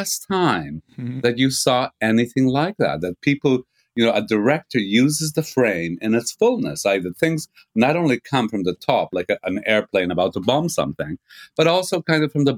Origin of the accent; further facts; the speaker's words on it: Canada; moved away as an adult; also born or lived in Montreal, Canada; now in England, United Kingdom; I'm a Canadian